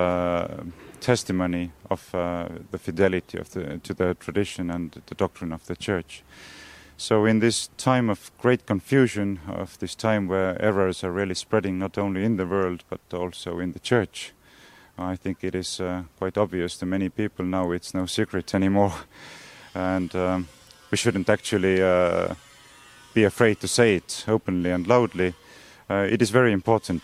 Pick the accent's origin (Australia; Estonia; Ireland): Estonia; we are both from Estonia